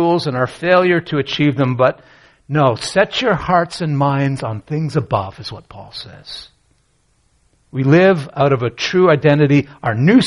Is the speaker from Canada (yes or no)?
yes; Canada; I grew up in Canada